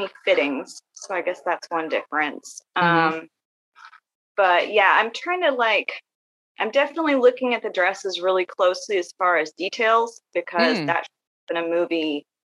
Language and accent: English; Northwest Arkansas, United States; I'm from Northwest Arkansas. I've lived here for most of my life